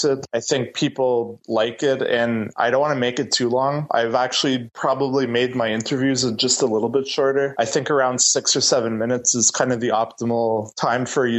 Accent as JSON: {"language": "English", "town": "Bathurst", "region": "New Brunswick", "country": "Canada", "tie": "born or raised there", "moved": "as an adult", "lives_now": "Moncton, Canada", "said": "I'm from Bathurst"}